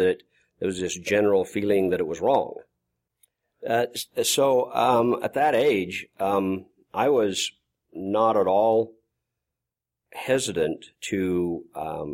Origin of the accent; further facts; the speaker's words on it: Malta, Idaho, United States; I grew up in Malta, Idaho